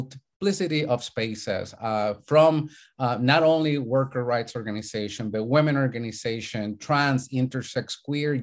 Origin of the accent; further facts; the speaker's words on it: Chile; now in United States; I'm an immigrant from Chile.